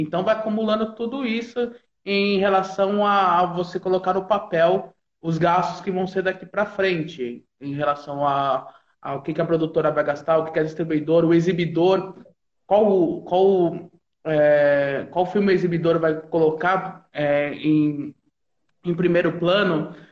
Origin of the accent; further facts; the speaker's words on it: São Carlos, São Paulo, Brazil; Eu sou de São Carlos